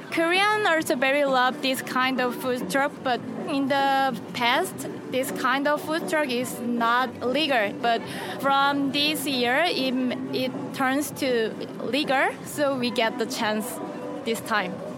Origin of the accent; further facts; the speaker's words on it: Belarus; I'm from Belarus.